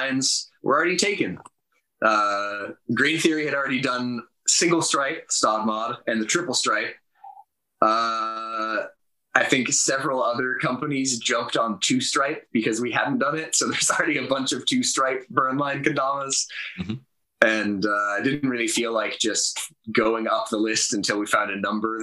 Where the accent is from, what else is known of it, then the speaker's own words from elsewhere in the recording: Reno, Nevada, United States; now in San Jose, United States; I grew up in Reno, which is about 8 hours north.